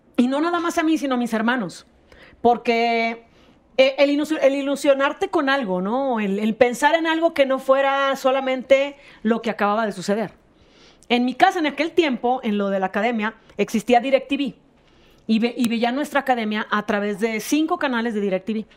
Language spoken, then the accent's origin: Spanish; Monterrey, Nuevo León, Mexico; accent: norteña; moved away as an adult; now in Mexico City, Mexico; yo somos de Monterrey.